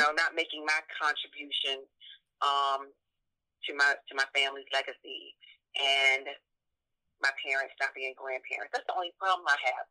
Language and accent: English; Georgia, United States; I'm from the South. I'm from Georgia.